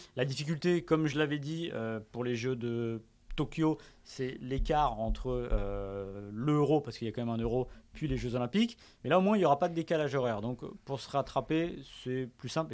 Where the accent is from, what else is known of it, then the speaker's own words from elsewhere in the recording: Hauts-de-Seine, Île-de-France, France; je suis pas parisien, je suis né dans les Hauts-de-Seine, je suis francilien